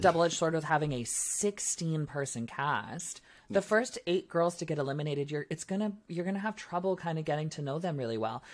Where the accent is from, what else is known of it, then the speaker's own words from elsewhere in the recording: Ontario, Canada; I'm from Ontario